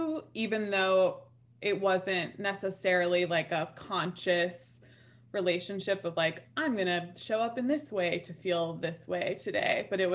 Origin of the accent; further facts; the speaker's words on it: New York City, New York, United States; now in upstate New York, United States; I grew up in Manhattan as a kid